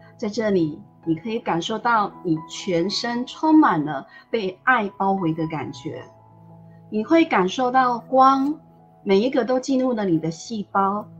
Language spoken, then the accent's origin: Chinese; Tainan, Taiwan; 我是台南人